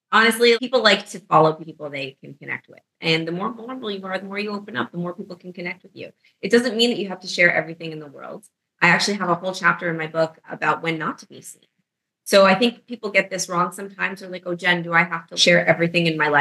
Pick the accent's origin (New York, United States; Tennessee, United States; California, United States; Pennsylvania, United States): New York, United States; New York City; moved away as an adult; now in Florida, United States; I'm from New York